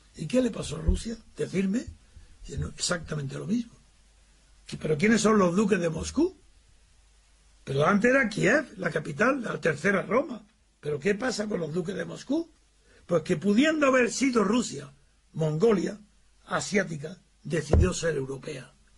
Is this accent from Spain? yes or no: yes; Spain; como español